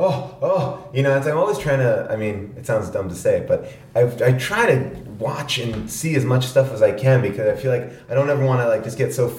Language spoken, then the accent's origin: English; Long Island, New York, United States; I grew up in New York on Long Island, and then I moved into this city